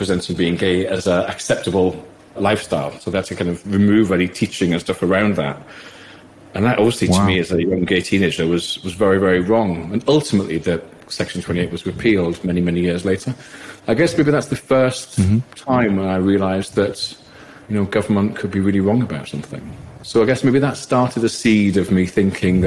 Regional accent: South Shields, North East England, United Kingdom; I grew up gay in South Shields

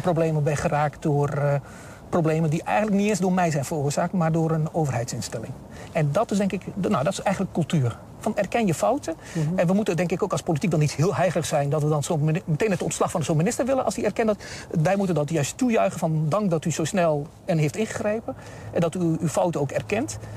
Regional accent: Rijssen, Overijssel, Netherlands; also born or lived in Southeast Turkey; sindsdien in eh, Twente terechtgekomen, in Reizen

